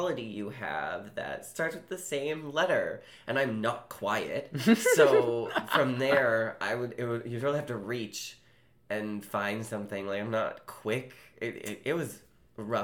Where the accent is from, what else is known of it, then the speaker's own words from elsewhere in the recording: Seattle, Washington, United States; also born or lived in Chicago; I grew up in Seattle.